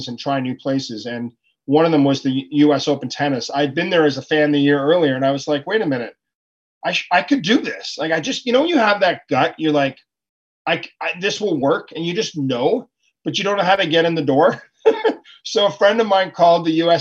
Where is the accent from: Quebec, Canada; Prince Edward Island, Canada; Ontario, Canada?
Ontario, Canada; Ottawa; I'm from Ottawa, Canada